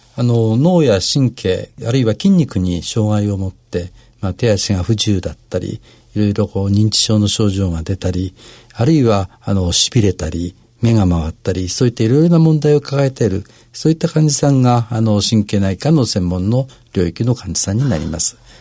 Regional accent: Shizuoka, Japan; moved away as an adult; now in Tokyo, Japan; 小中高と、あの、静岡で過ごしておりまして

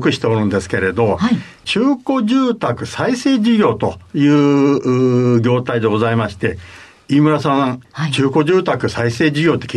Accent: Tokyo, Japan; 私、あの、東京生まれ、東京育ちなんですよ。はい。まあ、小さい時はですね、あの、新宿区の飯田橋に住ん

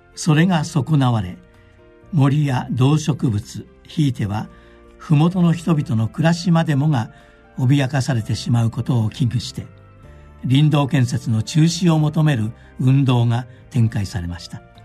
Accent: Fujisato, Akita, Japan; 私の地元秋田県藤里町は世界自然遺産白神山地の麓にあります

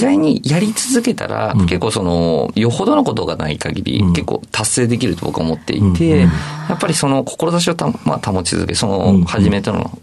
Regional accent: Saitama, Japan; 僕は埼玉県出身なので

